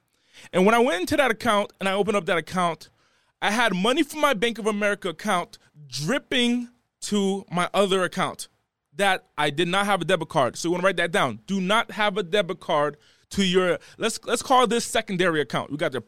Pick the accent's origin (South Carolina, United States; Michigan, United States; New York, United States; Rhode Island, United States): Rhode Island, United States; So I'm originally from the East Coast. I'm from the smallest city in the country, okay? I'm from the smallest state in the country, and I was raised in one of the smallest cities in that state.